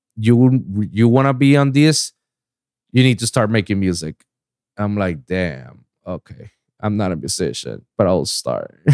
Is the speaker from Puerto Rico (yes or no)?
yes; Puerto Rico; moved away; also born or lived in Pennsylvania; I was born and raised in Puerto Rico